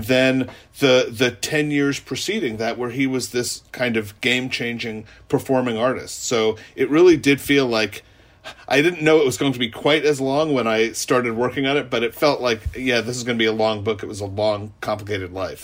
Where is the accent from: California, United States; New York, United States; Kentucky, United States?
New York, United States; New York City; I grew up in New York City.